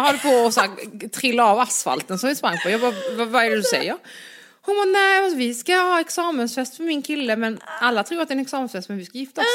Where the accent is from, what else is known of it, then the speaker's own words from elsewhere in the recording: Ystad, Skåne, Sweden; jag är också från Ystad.